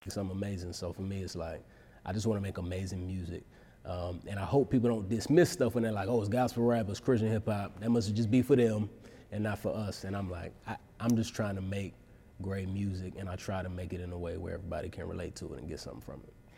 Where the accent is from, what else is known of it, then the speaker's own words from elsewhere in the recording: Dallas, Texas, United States; moved away as an adult; grew up in Dallas, and I, you know, I moved back to Dallas about four years ago.